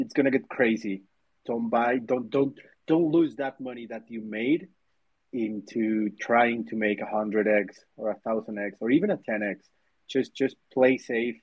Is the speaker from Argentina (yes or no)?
no; Mexico; I'm from Mexico